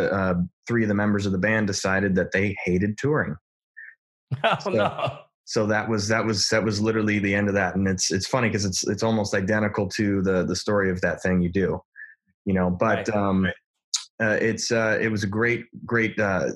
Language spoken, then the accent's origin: English; Detroit, Michigan, United States; I'm from Detroit